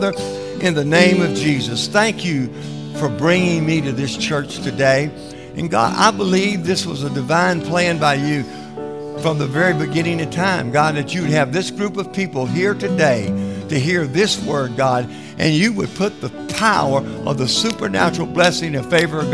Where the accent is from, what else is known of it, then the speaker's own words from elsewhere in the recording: South Louisiana, United States; I came from South Louisiana